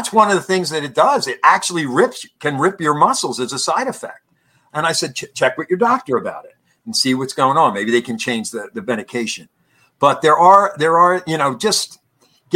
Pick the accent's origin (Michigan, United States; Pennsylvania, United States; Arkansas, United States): Pennsylvania, United States; Conshohocken; my hometown, Conshohocken